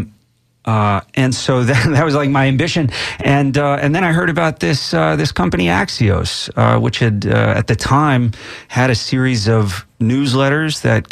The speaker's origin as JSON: {"language": "English", "town": "Moore", "region": "Oklahoma", "country": "United States", "tie": "born or raised there", "also_born_or_lived": "Tulsa, Oklahoma / Slick, Oklahoma", "moved": "as an adult", "lives_now": "Tampa, United States", "said": "I grew up in Oklahoma. I was born in Tulsa."}